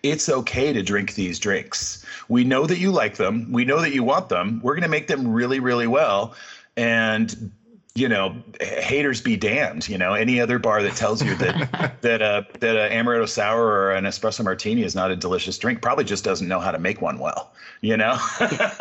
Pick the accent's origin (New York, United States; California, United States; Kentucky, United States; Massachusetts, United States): California, United States; I grew up in California